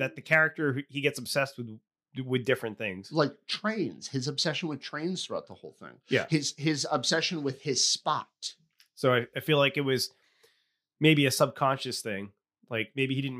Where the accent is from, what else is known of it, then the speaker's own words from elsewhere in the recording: United States; I'm like American.